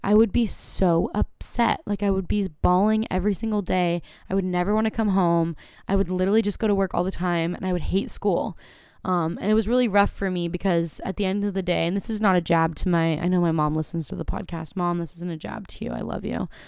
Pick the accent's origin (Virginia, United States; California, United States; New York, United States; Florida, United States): California, United States; Carlsbad; born or raised there